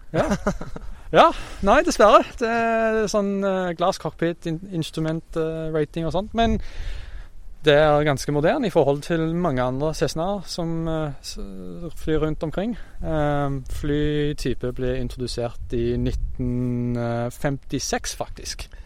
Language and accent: Norwegian; Brisbane, Queensland, Australia; moved away as an adult; now in Norway; jeg er fra Australia, som sagt, så det må jo være hjemmebyen, hjemmebyen min, uh, Brisbane